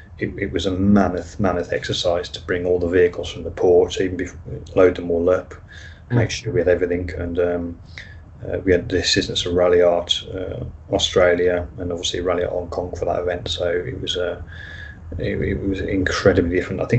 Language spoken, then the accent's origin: English; United Kingdom; being British